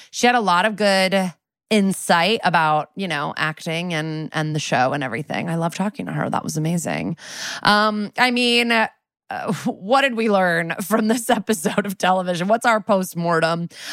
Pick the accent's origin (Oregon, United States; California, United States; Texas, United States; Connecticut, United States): Connecticut, United States; also born or lived in New York; now in Los Angeles, United States; I was born in New York and raised in Connecticut right outside, but I lived there for eleven years before I moved to L